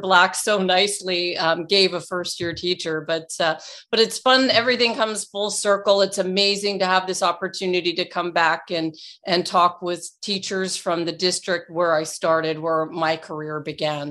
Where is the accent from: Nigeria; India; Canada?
Canada; Toronto, Ontario; my hometown, Toronto, Canada